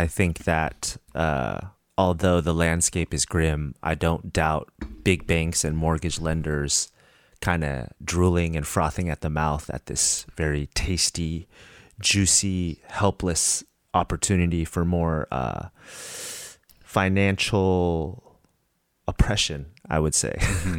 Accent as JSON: {"language": "English", "town": "Santa Rosa", "region": "California", "country": "United States", "tie": "born or raised there", "said": "moved back to my hometown of Santa Rosa mm-hmm. in Northern California"}